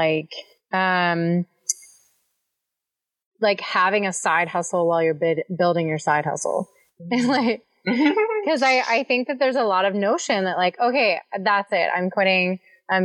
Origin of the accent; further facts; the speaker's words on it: East Coast, United States; moved away as an adult; I'm originally from the East Coast